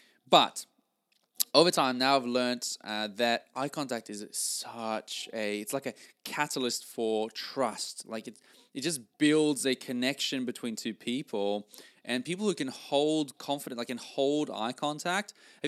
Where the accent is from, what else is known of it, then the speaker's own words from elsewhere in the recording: Norway; English is a second language; now in Australia; I came from Norway and, was really in a new country. I started in sales here and, that's where I learned all this. And I came to Australia speaking a different language and not knowing exactly where I was going in life.